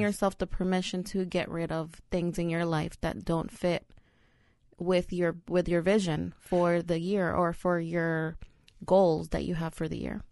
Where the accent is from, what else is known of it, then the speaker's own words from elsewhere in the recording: New York City, New York, United States; also born or lived in El Salvador; I'm a New Yorker